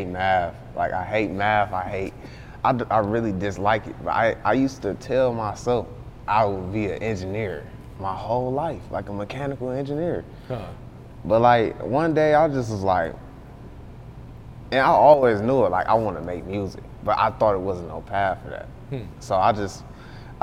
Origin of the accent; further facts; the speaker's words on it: Beecher, Michigan, United States; also born or lived in Flint, Michigan; I grew up in Beecher and I left and went to like it's a school called Southwestern. I came to Flint when I was like, what was that, like 12, 13